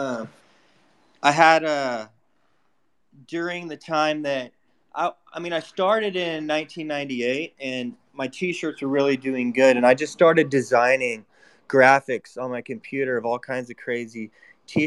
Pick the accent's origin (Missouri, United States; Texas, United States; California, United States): California, United States; San Francisco; Growing up in San Francisco